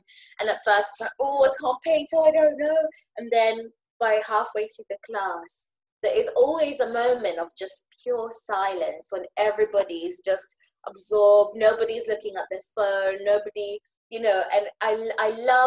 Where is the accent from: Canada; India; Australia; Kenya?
Kenya; now in United Kingdom; I'm from Kenya, well, now British, but lived in Kenya, grew up in Kenya